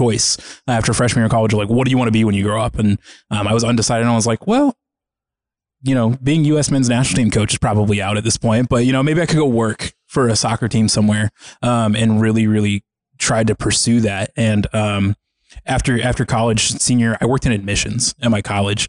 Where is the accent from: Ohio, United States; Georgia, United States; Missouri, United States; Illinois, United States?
Georgia, United States; Atlanta; moved away as an adult; also born or lived in Valdosta, Georgia / Birmingham, Alabama / Minnesota; now in St. Louis, United States; I grew up in Metro Atlanta, about an hour and a half northeast of the city.